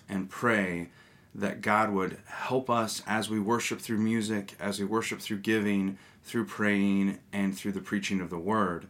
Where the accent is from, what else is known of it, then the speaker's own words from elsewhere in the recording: Northern California, United States; I grew up in a Methodist and Presbyterian church, growing up in Northern California